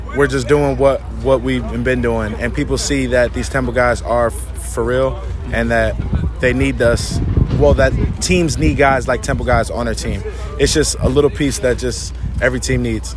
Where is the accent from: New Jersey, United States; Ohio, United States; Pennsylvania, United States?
New Jersey, United States; Rahway; moved away as an adult; also born or lived in Philadelphia / Buffalo; I grew up in Rahway in Jersey